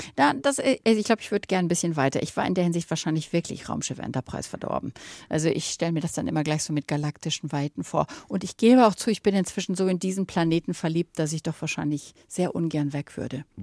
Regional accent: Germany; now in Malibu, United States; Wir sind ja alle Deutsche

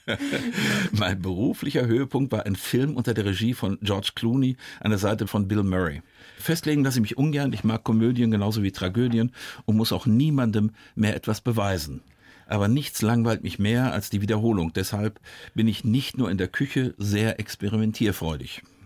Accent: Dortmund, North Rhine-Westphalia, Germany; moved away; also born or lived in Bavaria; wenn man im Ruhrgebiet groß wird

